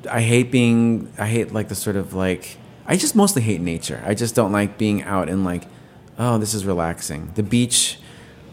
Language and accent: English; New York, United States; I grew up in New York